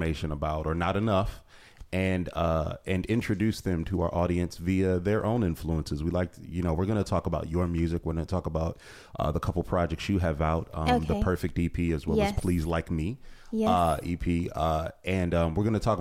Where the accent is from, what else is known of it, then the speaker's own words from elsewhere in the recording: Ohio, United States; I'm from Ohio, too